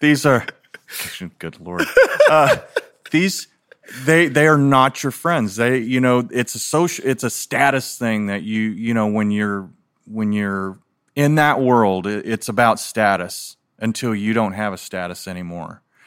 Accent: Philippines; now in United States; I was born in the Philippines, and so back then, so this was nineteen sixty-eight

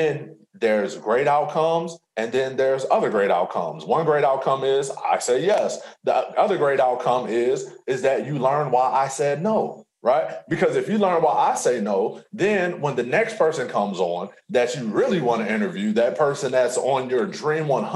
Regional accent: Alton, Illinois, United States; I'm from Alton

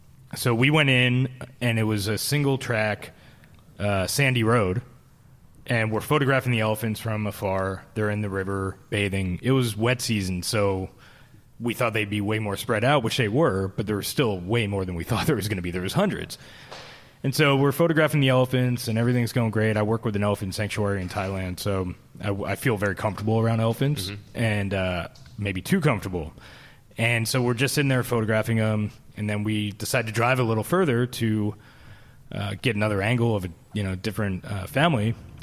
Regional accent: Philadelphia, Pennsylvania, United States; also born or lived in Cleveland / Los Angeles / San Francisco Bay Area; now in Boise, United States; Philadelphia to Cleveland to Los Angeles to San Francisco Bay Area. But San Francisco, I was in for 21 years, and so that's what home. I consider home.

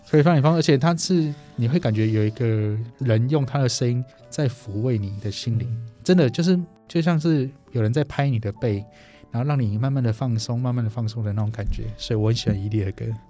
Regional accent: Taiwan; 我们台湾人

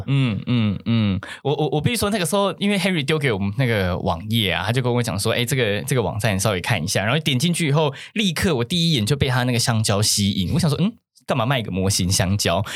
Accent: Taiwan; 我们就是台湾的宗教比较多目的性

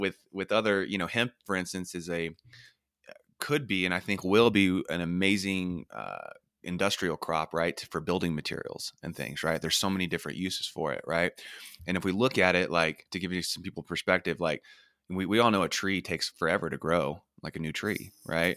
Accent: Oklahoma, United States; I'm from Oklahoma and, um, in the middle of the United States in the Bible Belt

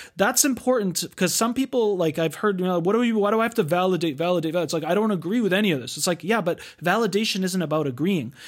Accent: United States; we grew up in the United States

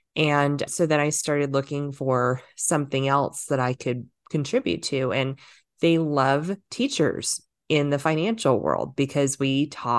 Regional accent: Los Angeles, California, United States; I did start in Hollywood. I grew up in Southern California. I grew up in LA.

